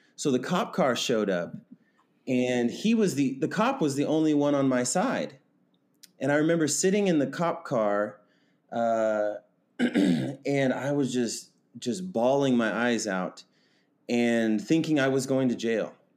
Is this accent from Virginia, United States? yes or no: no; Kansas, United States; I was born and raised in Kansas